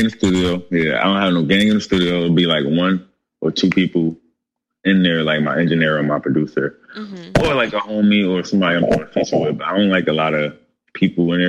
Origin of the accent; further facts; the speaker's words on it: Irvington, New Jersey, United States; Growing up in Irvington